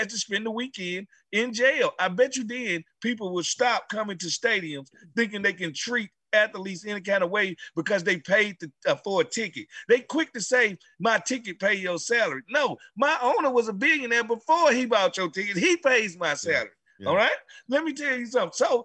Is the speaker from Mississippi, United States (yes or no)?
yes; Mississippi, United States; I grew up in Mississippi